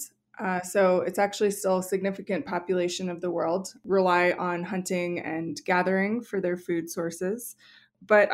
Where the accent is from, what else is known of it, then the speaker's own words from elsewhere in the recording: New Mexico, United States; when I was a little kid growing up in New Mexico